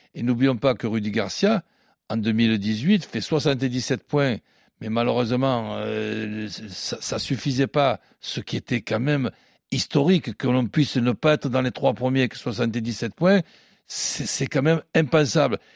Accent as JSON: {"language": "French", "town": "Marseille", "region": "Provence-Alpes-Côte d'Azur", "country": "France", "said": "en tant que Marseillais"}